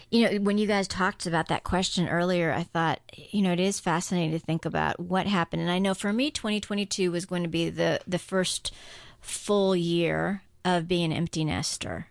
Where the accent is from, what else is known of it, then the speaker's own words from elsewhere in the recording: Guam; now in United States; I grew up on Guam